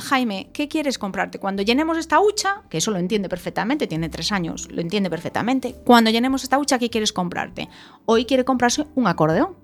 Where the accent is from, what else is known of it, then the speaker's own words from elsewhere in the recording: Ourense, Galicia, Spain; yo nací en Orense, en una familia emprendedora ya de por sí